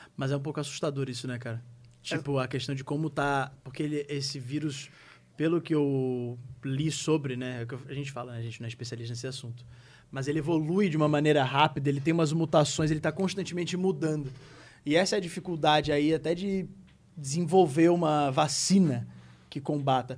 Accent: Rio de Janeiro, Brazil; moved away as an adult; now in São Paulo, Brazil; a gente é do Rio, do Rio de Janeiro

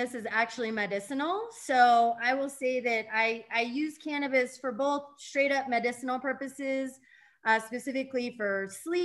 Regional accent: Denver, Colorado, United States; also born or lived in Littleton, Colorado / Boulder, Colorado; I'm actually a Denver native

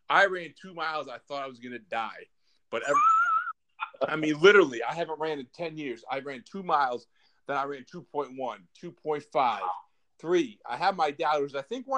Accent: Scranton, Pennsylvania, United States; now in Virginia, United States; I'm from Scranton too. I live in Virginia

